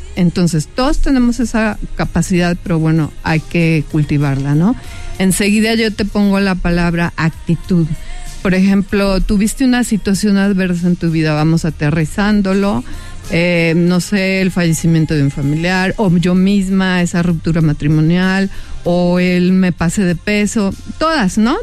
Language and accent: Spanish; Mexico; Voy a ser la única mujer mexicana